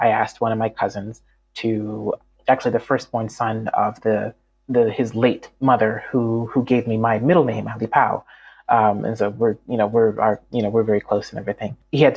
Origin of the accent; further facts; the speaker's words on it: Canada; moved away; also born or lived in United States / Malawi; I grew up in Canada